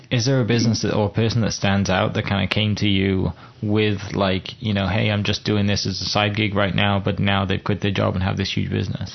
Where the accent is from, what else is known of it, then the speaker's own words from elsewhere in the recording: United Kingdom; moved away; Oklahoma's bigger than my home country and Wales and stuff